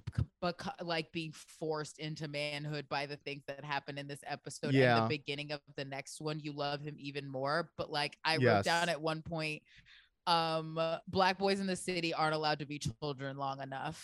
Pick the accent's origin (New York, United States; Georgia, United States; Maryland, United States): Maryland, United States; Baltimore; moved away; also born or lived in Florida; I was born in Baltimore